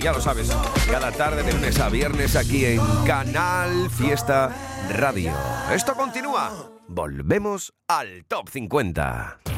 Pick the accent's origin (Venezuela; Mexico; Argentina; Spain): Spain; Huelva, Andalusia; Desde mi tierra, desde Huelva